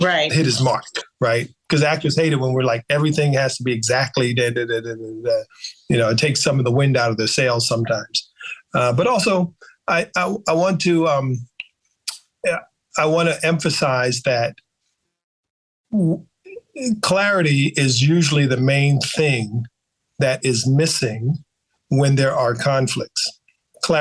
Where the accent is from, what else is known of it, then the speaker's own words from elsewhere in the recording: U.S. Virgin Islands; moved away; I grew up in the Caribbean mostly, so Black people at every level, you know, in St. Thomas, VI